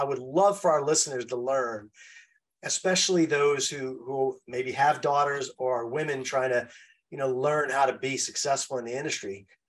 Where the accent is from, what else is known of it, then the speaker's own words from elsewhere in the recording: New York City, New York, United States; I grew up in New York City. And so you always walk around New York City as looking over your shoulder.